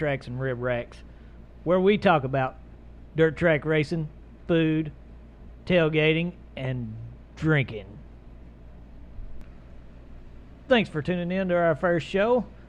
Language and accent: English; Eastern Kentucky, United States; moved away; Not from here. I'm from Kentucky, if you can't tell by the voice.